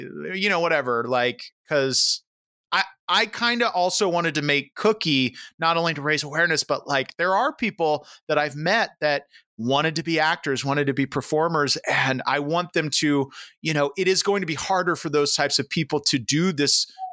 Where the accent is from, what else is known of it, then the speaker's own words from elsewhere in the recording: Central Florida, United States; moved away; I grew up in Central Florida, so I grew up in the South